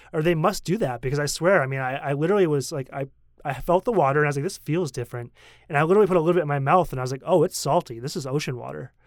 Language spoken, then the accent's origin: English; United States; moved away as an adult; also born or lived in Korea; now in Taiwan; as a kid growing up in America